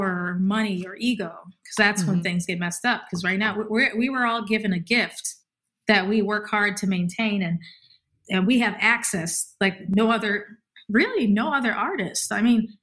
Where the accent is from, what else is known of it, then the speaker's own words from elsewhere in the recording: Milwaukee, Wisconsin, United States; moved away; also born or lived in Boston / New York / Los Angeles; When I had moved from Milwaukee to Boston, people thought I was from the West Coast